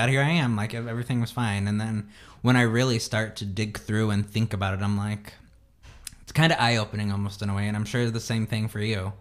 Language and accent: English; Indiana, United States; moved away; we grew up like in Indiana